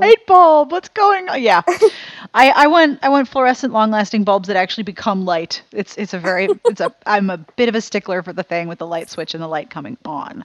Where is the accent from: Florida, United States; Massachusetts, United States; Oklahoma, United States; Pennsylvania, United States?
Pennsylvania, United States; Pittsburgh; moved away as an adult; also born or lived in South Carolina; when I was growing up in Pittsburgh